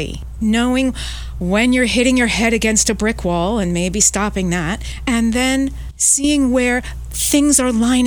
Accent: New York City, New York, United States; moved away as an adult; now in London, United Kingdom; I'm from New York City originally, and for the last 23 years, I've been living in London, England

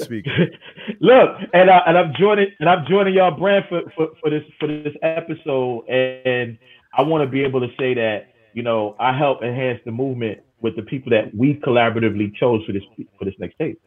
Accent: New York City, New York, United States; Growing up in Queens

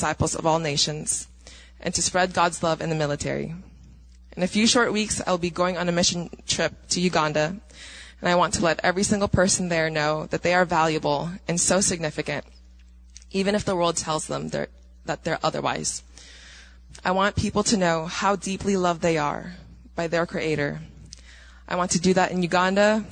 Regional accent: Philippines; now in United States; So I was born in the Philippines into a Christian family. I grew up attending church every Sunday and Bible studies every Saturday

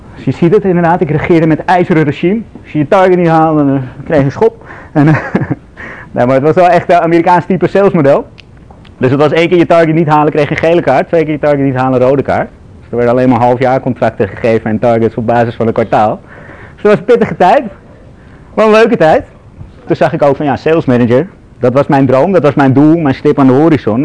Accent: Amsterdam, North Holland, Netherlands; ik ben zelf, zoals je hoort, ik ben Amsterdammer

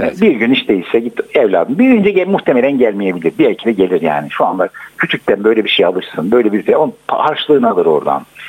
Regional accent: Gaziantep, Turkey; Bizim Antep'te kocaman iki tane pasaj vardı o zaman

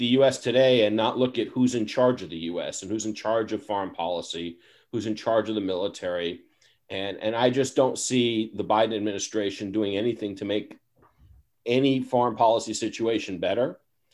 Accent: New York, United States; I was born and raised in New York

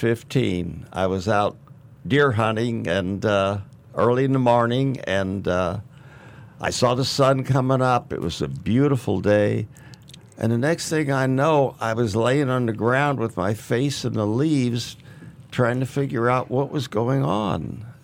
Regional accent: St. Louis, Missouri, United States; Well, I was born in St. Louis, Missouri, and just raised right there.

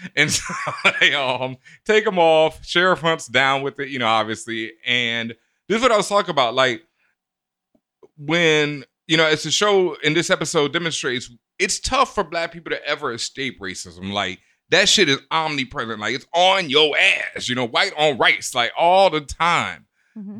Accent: Houston, Texas, United States; moved away; I grew up in Houston, and Houston, I experienced so much overt racism in my face that it was different when I moved up east

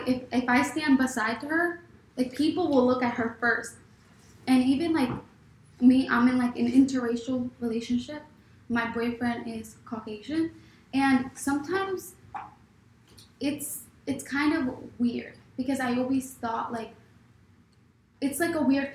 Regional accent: United States; I was born in the United States.

